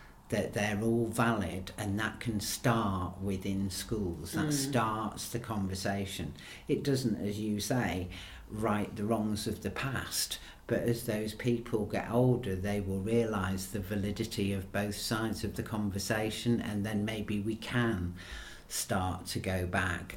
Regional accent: England, United Kingdom; moved away as an adult; now in Northern Ireland, United Kingdom; I'm from England

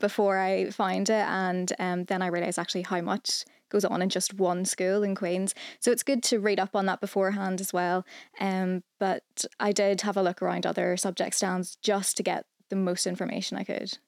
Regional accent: Northern Ireland, United Kingdom; I'm from Northern Ireland

